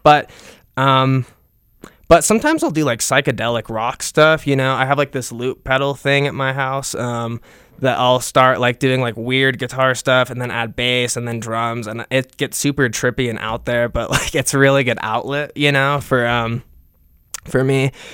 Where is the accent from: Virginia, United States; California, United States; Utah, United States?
Utah, United States; also born or lived in Salt Lake City, Utah; I've been born and raised in Utah. Um, I was born in Utah County, and I lived there most of my life